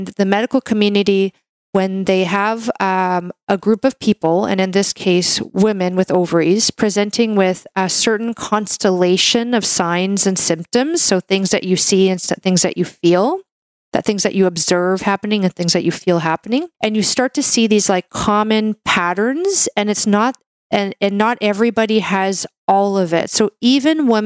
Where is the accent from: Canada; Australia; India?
Canada; I'm a Canadian medical doctor